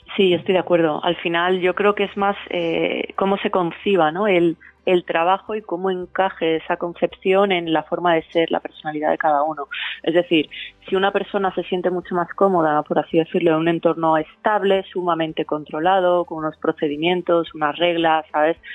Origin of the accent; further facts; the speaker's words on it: Valencia, Valencian Community, Spain; moved away as an adult; also born or lived in São Paulo, Brazil; Y cuando volví a España, y a Valencia, eh, que es mi ciudad natal